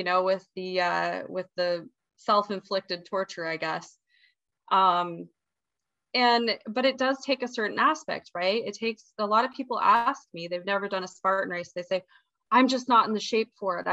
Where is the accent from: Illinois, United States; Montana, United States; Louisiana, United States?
Montana, United States; now in Hawaii, United States; I'm from Montana originally